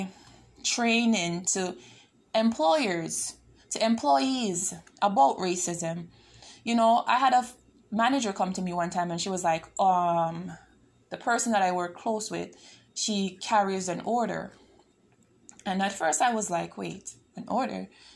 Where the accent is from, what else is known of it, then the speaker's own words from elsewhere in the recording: Toronto, Ontario, Canada; I'm from Toronto